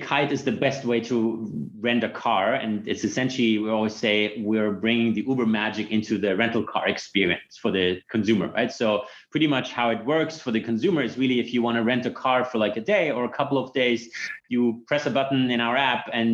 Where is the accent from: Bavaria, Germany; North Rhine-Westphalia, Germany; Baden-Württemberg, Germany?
Bavaria, Germany; Munich; moved away as an adult; also born or lived in Stanford, United States; I'm originally from Munich. Went there to high school.